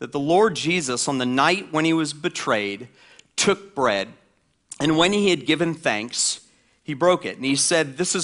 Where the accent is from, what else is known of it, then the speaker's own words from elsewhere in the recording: the South, United States; I grew up in the South